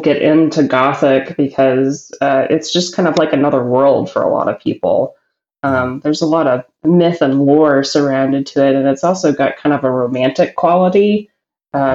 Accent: New Orleans, Louisiana, United States; my hometown

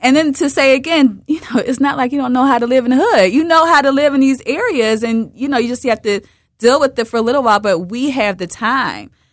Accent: Philadelphia, Pennsylvania, United States; I'm from Broad and Erie.

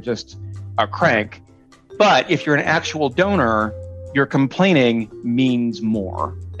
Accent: Chicago, Illinois, United States; I'm Irish Catholic from Chicago.

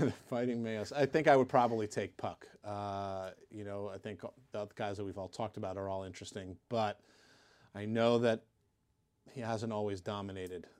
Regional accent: Pittsburgh, Pennsylvania, United States; in my hometown at Pitt.

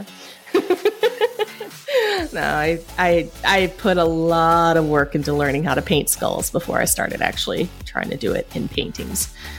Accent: Appalachia, United States; Well, growing up in Appalachia, I did learn violin.

